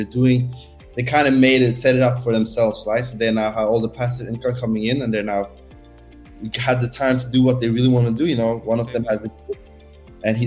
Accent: Norway; moved away as an adult; now in Barcelona, Spain; I'm born and raised in Norway

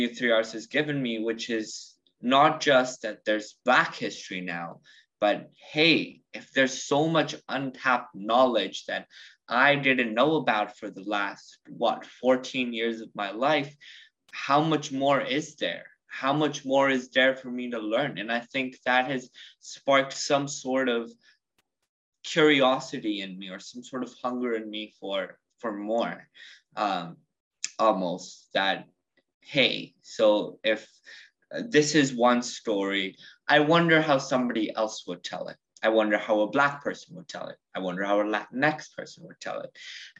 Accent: United States; I'm from the United States, but I identify more as Indian.

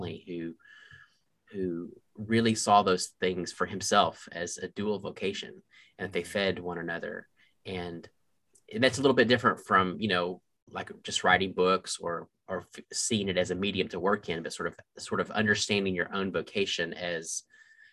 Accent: Waco, Texas, United States; also born or lived in Charlottesville, Virginia / Clemson, South Carolina; now in Michigan, United States; My dad is still pastoring the same church in Waco, Texas that I was in as a young boy.

